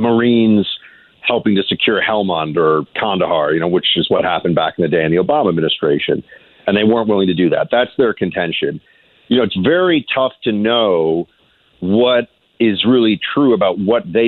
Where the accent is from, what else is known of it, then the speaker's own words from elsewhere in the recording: United States; I am an American